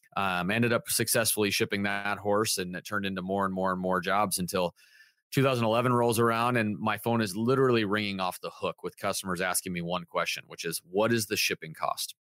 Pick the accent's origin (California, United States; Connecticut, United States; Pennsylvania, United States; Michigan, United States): California, United States; Southern; now in Santa Barbara, United States; I'm sixth generation from Southern California, just not from Santa Barbara.